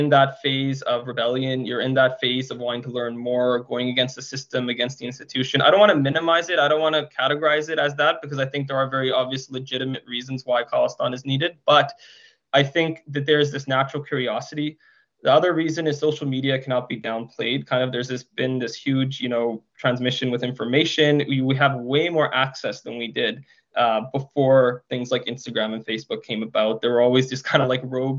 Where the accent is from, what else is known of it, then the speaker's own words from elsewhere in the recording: Surrey, British Columbia, Canada; I grew up in Surrey